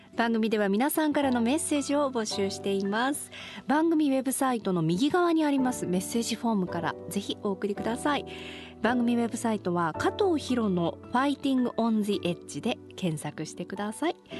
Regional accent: Kumamoto, Japan; 私も熊本出身なので

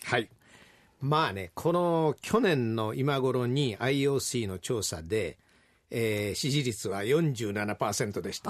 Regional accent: Ashiya, Hyogo, Japan; accent: Kansai dialect; 兵庫県芦屋市出身ですから、どっちかというと、ほんま関西弁

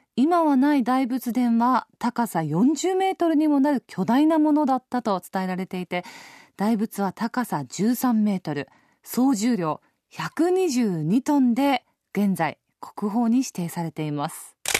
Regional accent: near Kamakura, Kanagawa, Japan; 私の実家が鎌倉が比較的近い

